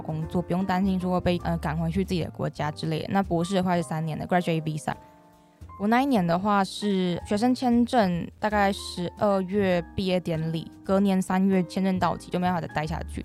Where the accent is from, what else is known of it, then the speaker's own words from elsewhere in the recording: Taiwan; moved away as an adult; also born or lived in Manchester, United Kingdom; 我未来如果回来台湾